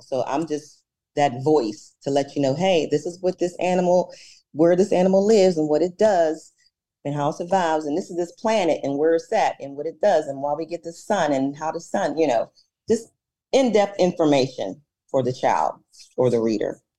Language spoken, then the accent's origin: English; Pittsburgh, Pennsylvania, United States; I am a native from Pittsburgh, been living here all my life